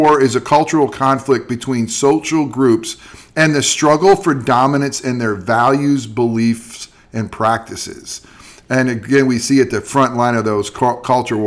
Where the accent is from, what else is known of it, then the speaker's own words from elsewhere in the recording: Central New York, United States; I grew up in Central New York